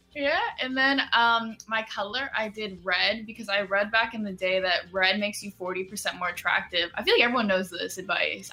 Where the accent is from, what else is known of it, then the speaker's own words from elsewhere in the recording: Seattle, Washington, United States; moved away as an adult; now in New York, United States; I grew up here in Seattle.